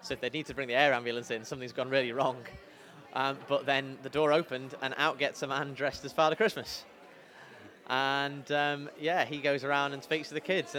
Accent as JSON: {"language": "English", "town": "Bury", "region": "North West England", "country": "United Kingdom", "tie": "born or raised there", "also_born_or_lived": "Liverpool / Durham", "lives_now": "Manchester, United Kingdom", "said": "growing up in Bury, moved there when I was 5 years old."}